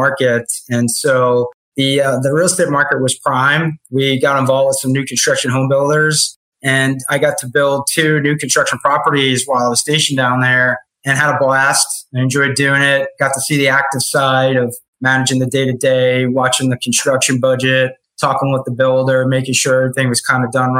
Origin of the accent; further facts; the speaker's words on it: New York, United States; moved away as an adult; also born or lived in Florida; I was born and raised in New York, went to college in New York